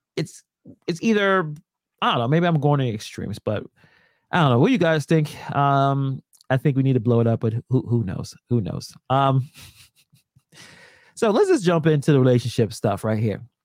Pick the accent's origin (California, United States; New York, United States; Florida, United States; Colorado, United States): New York, United States; Brooklyn; I'm from Brooklyn, born and raised